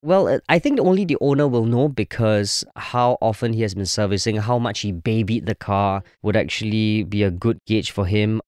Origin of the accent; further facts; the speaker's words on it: Singapore; I'm a Singaporean